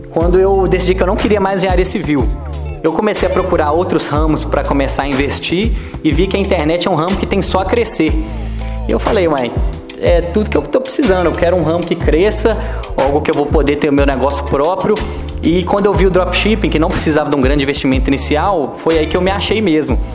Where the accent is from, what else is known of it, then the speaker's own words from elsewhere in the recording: Ponte Nova, Minas Gerais, Brazil; now in Belo Horizonte, Brazil; eu tenho 24 anos e sou natural de Ponte Nova. Atualmente eu estou morando em Belo Horizonte